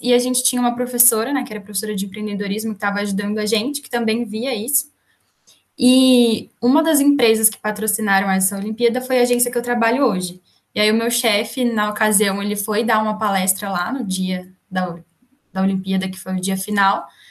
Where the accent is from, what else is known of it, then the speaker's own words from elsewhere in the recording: Campinas, São Paulo, Brazil; also born or lived in Valinhos / Pouso Alegre; sou, na verdade, de Campinas, nasci em Campinas